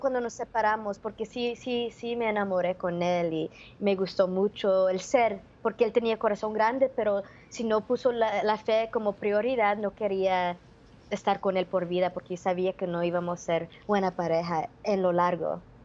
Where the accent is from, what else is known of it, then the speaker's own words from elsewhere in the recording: Los Angeles, California, United States; nacida y criada acá en California